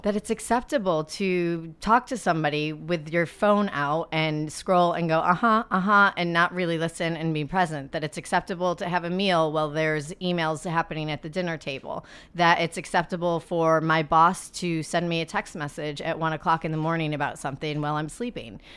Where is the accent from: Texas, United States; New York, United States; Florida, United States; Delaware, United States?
New York, United States; Adirondack Mountains; I grew up in the Adirondack Mountains